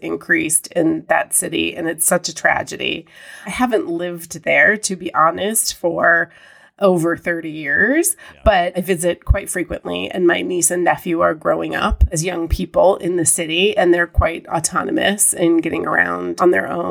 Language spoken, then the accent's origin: English; Chicago, Illinois, United States; also born or lived in Texas / San Francisco; now in Denver, United States; I grew up in downtown Chicago, actually. I was born in Texas, but my parents moved back to Illinois, back to Chicago when I was about 2 years old